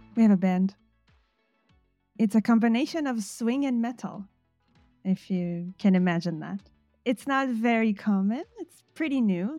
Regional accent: Jerusalem, Jerusalem District, Israel; moved away as an adult; now in Leipzig, Germany; I'm originally from Israel. I was born in Jerusalem

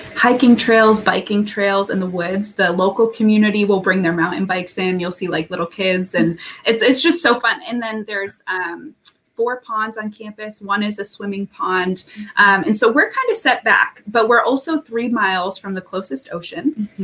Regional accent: Massachusetts, United States; also born or lived in Kentucky; I grew up in Massachusetts

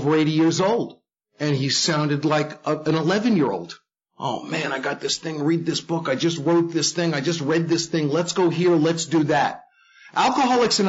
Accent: New York City, New York, United States; I grew up in the Bronx in a Jewish family.

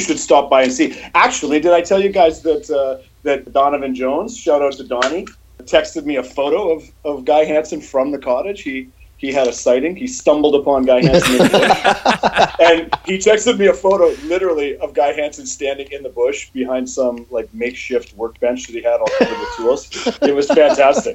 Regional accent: Canada; I am proudly Canadian

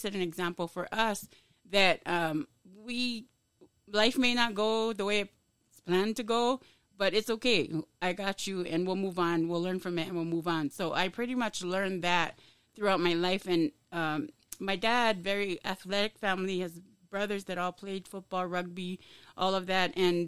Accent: Laie, Hawaii, United States; moved away as an adult; now in Utah, United States; I grew up in La'ie, small town, everybody knows, graduated out of Kahuku 93.

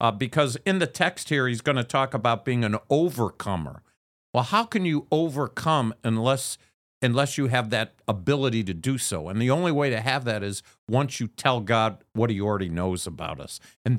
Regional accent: Chicago, Illinois, United States; now in Philadelphia, United States; I came from Chicago, the windy city, and now I'm coming to Philadelphia.

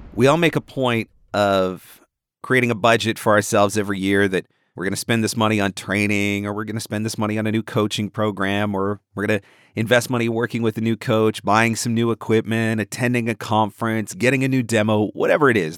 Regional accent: Canada; you're from Canada

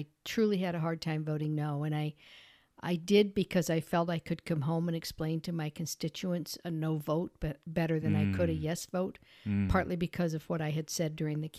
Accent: Peru, New York, United States; And that was the era that I grew up in Peru, graduated from the Peru school, and it was good.

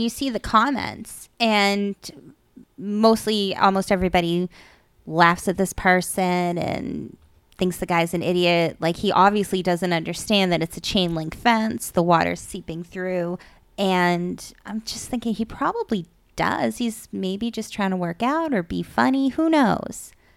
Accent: Dracut, Massachusetts, United States; moved away; I grew up in Drake at Mass, and it used to be a lot of farmland

